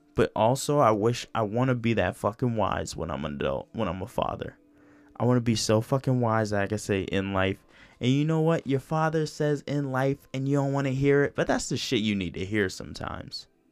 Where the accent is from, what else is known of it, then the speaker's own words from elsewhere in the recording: New York, United States; I'm from New York